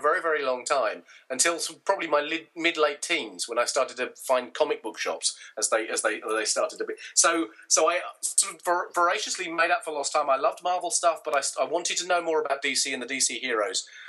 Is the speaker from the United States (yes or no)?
no; United Kingdom; My sort of formative years as a comic book reader in the UK